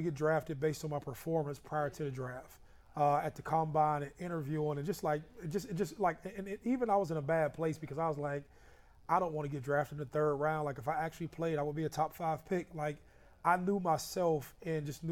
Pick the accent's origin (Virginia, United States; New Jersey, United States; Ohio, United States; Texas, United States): Ohio, United States; Youngstown; also born or lived in Columbus; We grew up in Youngstown